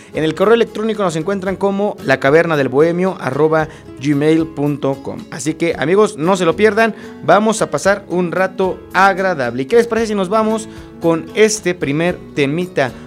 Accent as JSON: {"language": "Spanish", "town": "Acambay", "region": "State of Mexico", "country": "Mexico", "said": "los que somos de aquí de Acambay"}